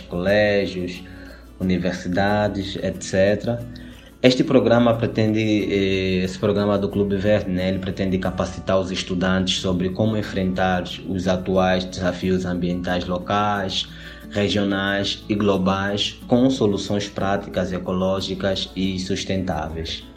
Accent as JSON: {"language": "Portuguese", "country": "Angola", "said": "eu sou angolano, veio de Angola, África"}